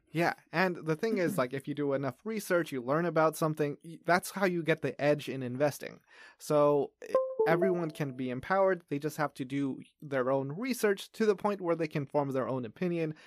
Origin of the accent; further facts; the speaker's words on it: Los Angeles, California, United States; moved away as an adult; now in Taiwan; I grew up in Los Angeles